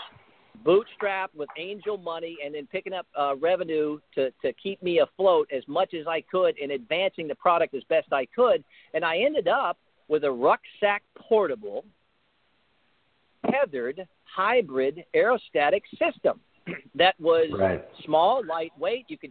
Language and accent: English; United States; I'm an American first, and I love my country.